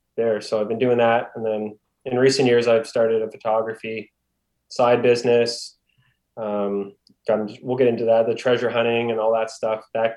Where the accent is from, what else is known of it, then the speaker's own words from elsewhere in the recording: Halifax, Nova Scotia, Canada; also born or lived in Ontario; I've been born and raised in Halifax, Nova Scotia, tiny little province on the east coast of Canada